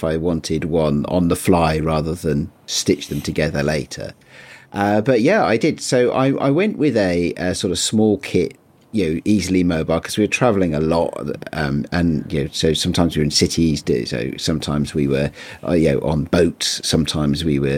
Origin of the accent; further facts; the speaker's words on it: United Kingdom; as a Brit